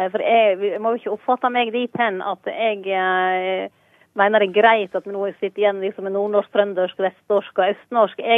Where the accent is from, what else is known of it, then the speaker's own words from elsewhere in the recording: Sogn, Vestland, Norway; accent: Sognamål; Jeg tror det er helt naturlig at dialekten er under endring, men at jeg iallfall har hodet strukturen i Sognamål intakt.